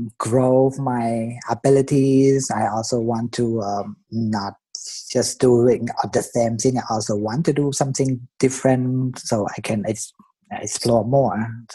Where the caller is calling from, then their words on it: Frankfurt, Hesse, Germany; I'm calling from Frankfurt, Germany.